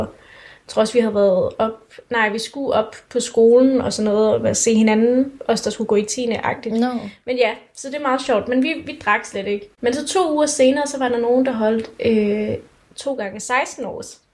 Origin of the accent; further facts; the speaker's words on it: Denmark; Vi er danskere, vi er unge